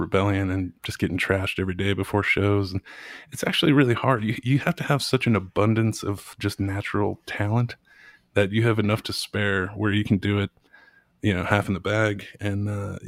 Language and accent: English; Minneapolis, Minnesota, United States; moved away; I was born in Minneapolis and spent a lot of time there.